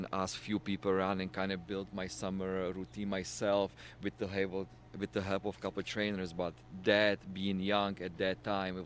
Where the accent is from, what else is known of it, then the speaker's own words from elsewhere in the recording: Czechia; moved away as an adult; He's from my hometown, so we would always train together in the Czech Republic during the summer